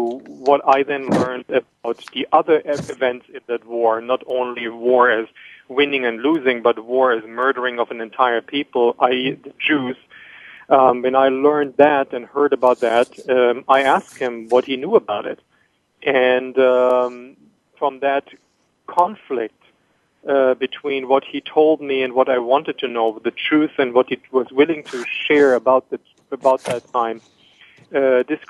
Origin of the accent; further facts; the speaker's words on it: Germany; moved away as an adult; also born or lived in Bamberg / Israel; now in Miami, United States; I grew up in Germany in the early 60s